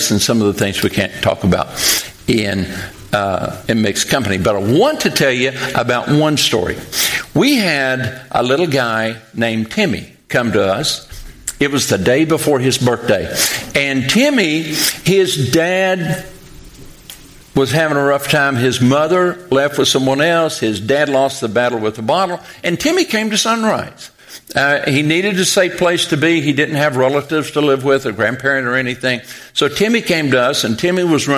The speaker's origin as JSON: {"language": "English", "town": "Pikeville", "region": "Kentucky", "country": "United States", "moved": "as an adult", "lives_now": "Western Kentucky, United States", "said": "I'm from Pikeville, Kentucky"}